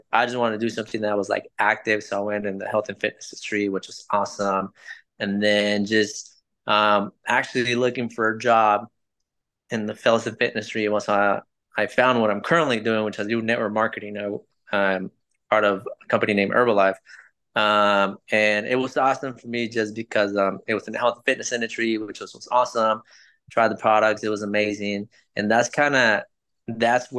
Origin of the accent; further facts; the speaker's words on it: Los Angeles, California, United States; English is a second language; moved away as an adult; now in Jeffersonville, United States; But I'm originally from California, from LA. That's where I was born and raised, went to school there, went to high school, lived all my life there